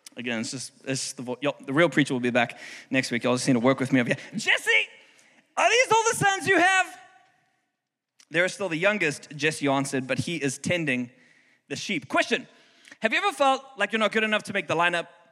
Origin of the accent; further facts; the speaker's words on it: South Africa; now in Houston, United States; I'm from South Africa